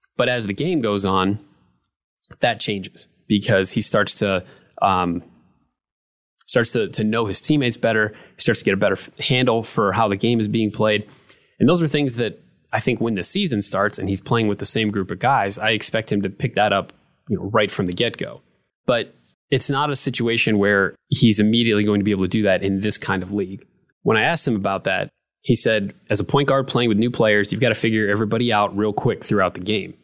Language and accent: English; Northwood, Ohio, United States; I grew up in Northwood, Ohio